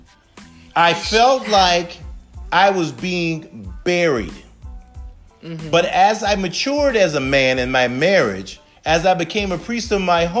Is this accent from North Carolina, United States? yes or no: no; Charleston, South Carolina, United States; I'm originally from Charleston, South Carolina, home of the Chuck. And growing up for us was a little rough